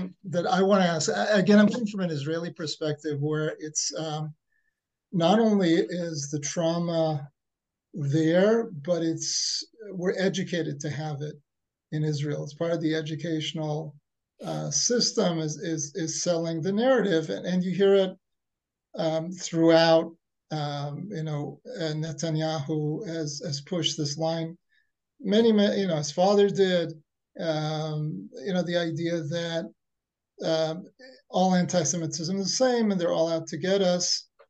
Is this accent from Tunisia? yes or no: yes; Tunisia; Yeah, I'm also from Tunisia.